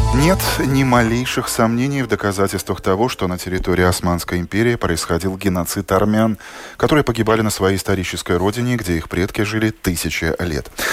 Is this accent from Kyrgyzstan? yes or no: no; Latvia